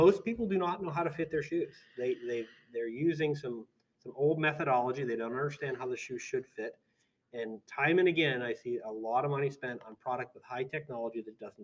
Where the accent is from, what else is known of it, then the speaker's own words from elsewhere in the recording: United States; I'm an American